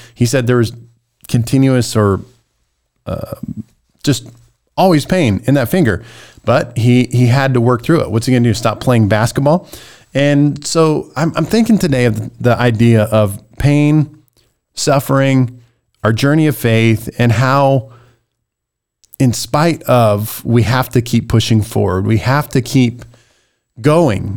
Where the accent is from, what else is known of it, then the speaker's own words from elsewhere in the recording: Nebraska, United States; I was born literally in Nebraska